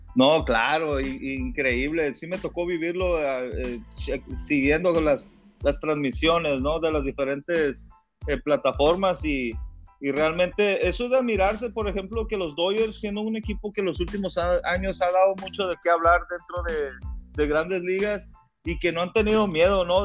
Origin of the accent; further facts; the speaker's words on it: Mexico; nosotros como mexicanos